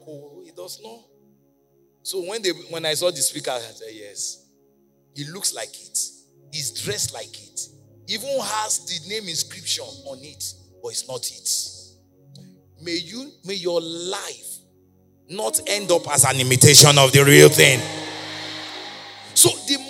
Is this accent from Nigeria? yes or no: yes; Nigeria; moved away as an adult; now in United States; I'm a Nigerian missionary sent by God to America.